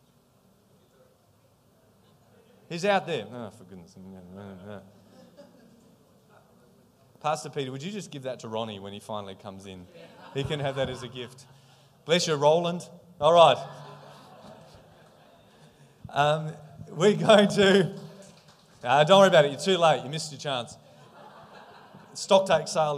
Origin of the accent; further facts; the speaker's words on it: Australia; I'm from Australia